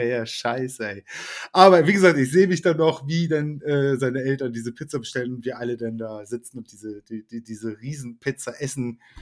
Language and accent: German; Germany; ich bin komplett auch mit deutscher Küche aufgewachsen. Also ne, ich bin halt Deutscher